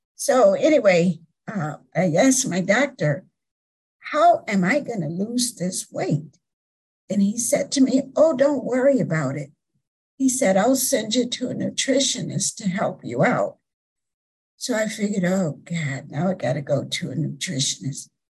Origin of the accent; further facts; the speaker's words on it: South Florida, United States; I grew up in the South, South Florida